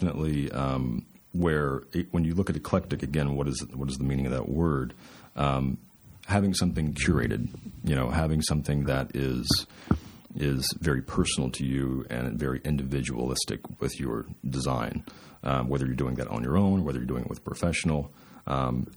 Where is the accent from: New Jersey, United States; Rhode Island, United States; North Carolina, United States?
North Carolina, United States; moved away as an adult; now in Arizona, United States; I grew up in North Carolina